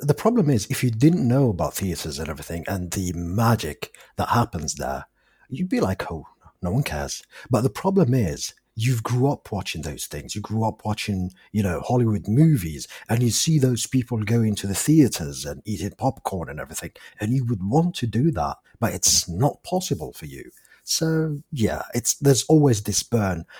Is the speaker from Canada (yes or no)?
no; Algeria; English is a second language; I'm from Algeria, and English is my fourth language